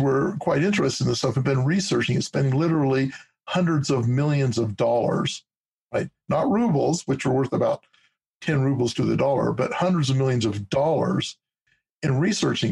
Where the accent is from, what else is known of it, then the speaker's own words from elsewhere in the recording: Nevada, United States; also born or lived in Oregon / Wyoming; growing up in Nevada